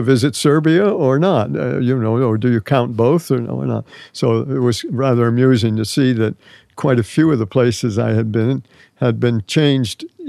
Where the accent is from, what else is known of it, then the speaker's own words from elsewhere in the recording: United States; Being an American